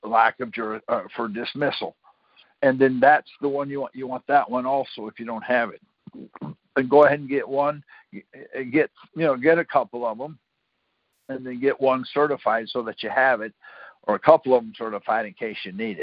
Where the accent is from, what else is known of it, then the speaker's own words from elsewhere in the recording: Michigan, United States; moved away as an adult; I'm from Michigan myself.